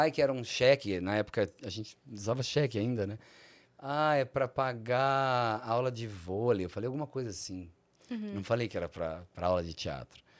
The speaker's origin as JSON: {"language": "Portuguese", "town": "Barbacena", "region": "Minas Gerais", "country": "Brazil", "tie": "born or raised there", "also_born_or_lived": "Rio de Janeiro, Brazil", "said": "Quando eu era criança, pequena, em Barbacena."}